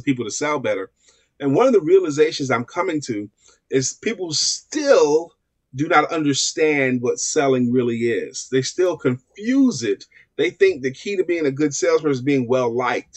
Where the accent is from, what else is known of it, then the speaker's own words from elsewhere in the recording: New York City, New York, United States; I'm born and raised in Brooklyn, New York